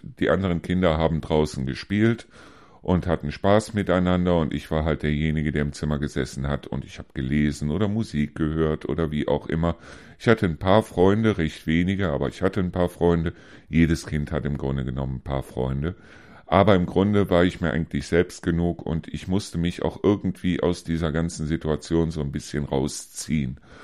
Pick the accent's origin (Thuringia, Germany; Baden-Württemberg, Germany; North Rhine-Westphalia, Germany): North Rhine-Westphalia, Germany; Neuss